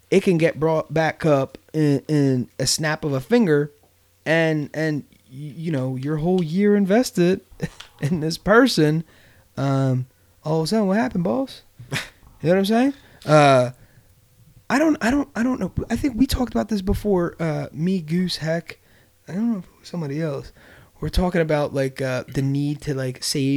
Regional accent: Bristol, Pennsylvania, United States; we're all, except for Gabe, we're all from Bristol.

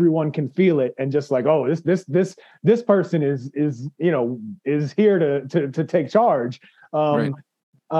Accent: New York City, New York, United States; also born or lived in Philippines; I had an hour and a half ride to my high school on the subway growing up in New York

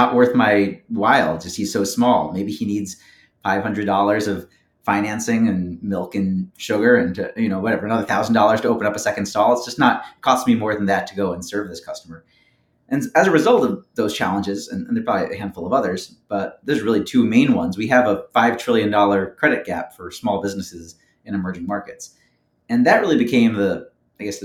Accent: Philadelphia, Pennsylvania, United States; I was born and raised in Philadelphia

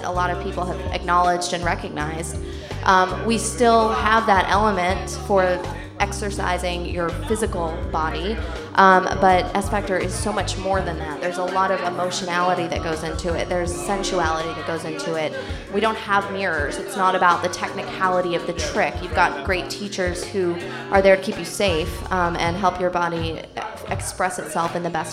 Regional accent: North Carolina, United States; also born or lived in New York / New Jersey / Los Angeles; now in Jersey City, United States; From North Carolina

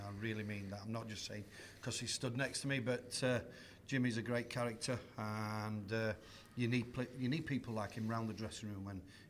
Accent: Rotherham, Yorkshire and the Humber, United Kingdom; I'd never had any champagne in my life. I was from Rotherham in Yorkshire.

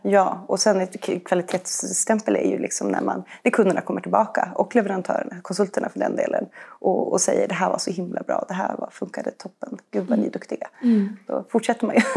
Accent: Uppsala, Uppsala County, Sweden; also born or lived in Switzerland; now in Stockholm, Sweden; Eh, jag, jag föddes i Schweiz, eh, och är ju uppvuxen i Uppsala. Ehm, bor här i Stockholm med min man och tre barn

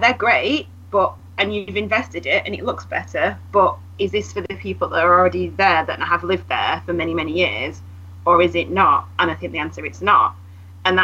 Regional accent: Manchester, North West England, United Kingdom; I grew up in Miles Platting.

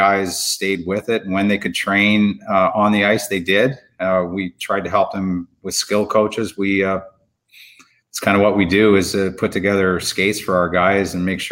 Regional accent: Chatham, Ontario, Canada; my growing up in Chatham, Ontario

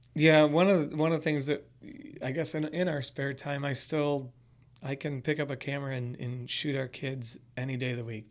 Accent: Chicago suburbs, Illinois, United States; I grew up in the Chicago suburbs

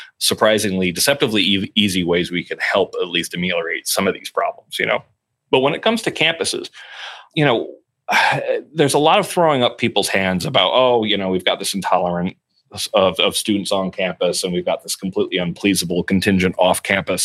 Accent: near Newtown, Connecticut, United States; I grew up in near Newtown, Connecticut

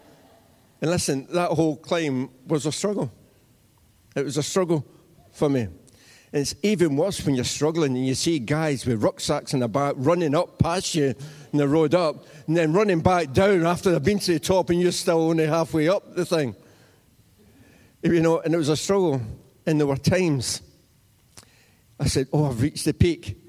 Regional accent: Cumnock, Scotland, United Kingdom; I grew up in Cumnock

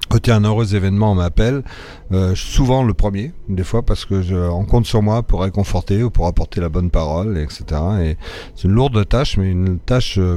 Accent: Morocco; dans mes premières années au Maroc, mon père était dans, la France libre, il était démobilisé au Maroc, et il s'est dit, ah, c'est chouette, il fait chaud ici

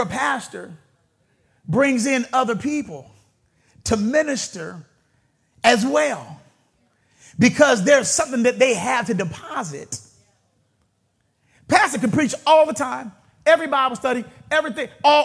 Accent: Vallejo, California, United States; I grew up in a neighborhood. Some of you may be familiar with the Country Club Crest, Triple C's. I grew up right there in the Crest

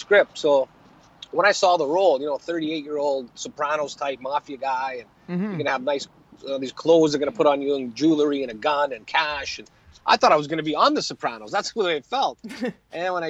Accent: Prince George, British Columbia, Canada; also born or lived in Italy; now in Vancouver, Canada; I grew up in Prince George

